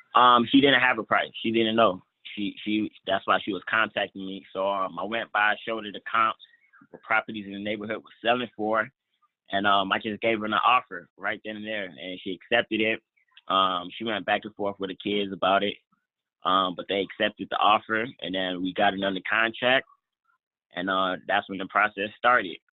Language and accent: English; Atlanta, Georgia, United States; in Atlanta right now, which is um actually like my hometown